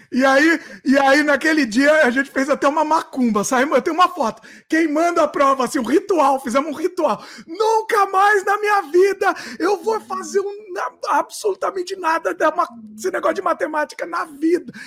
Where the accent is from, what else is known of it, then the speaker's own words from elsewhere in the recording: Brazil; now in Canada; Eu nasci no Brasil, fui criado no Brasil